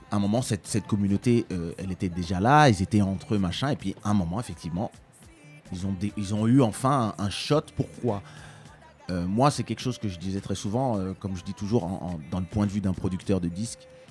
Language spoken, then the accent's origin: French; France; also born or lived in Kinshasa, DR Congo; j'ai grandi en France dans les années 80